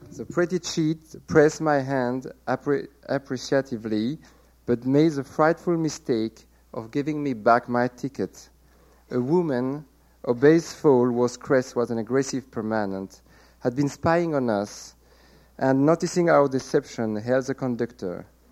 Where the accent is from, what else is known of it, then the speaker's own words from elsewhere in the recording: France; accent: French; English is a second language; my French accent